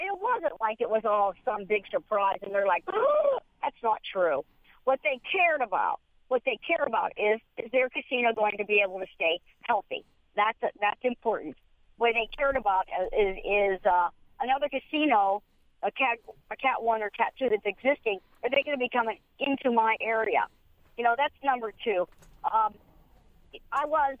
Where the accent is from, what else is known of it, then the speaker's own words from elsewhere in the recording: Meadowlands, Pennsylvania, United States; moved away; I grew up in Meadowlands and my family lives there, and it's where I go when I'm home